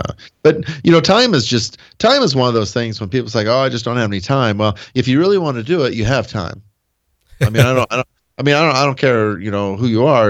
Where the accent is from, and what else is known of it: Nebraska, United States; born or raised there